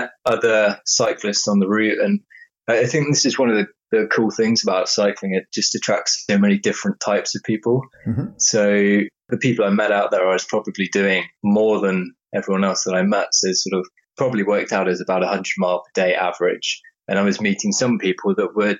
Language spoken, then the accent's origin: English; England, United Kingdom; now in Bristol, United Kingdom